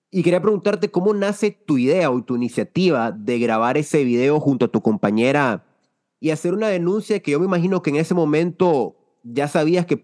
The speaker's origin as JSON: {"language": "Spanish", "country": "Colombia", "said": "Porque digo, como buena colombiana debe encantarme el café."}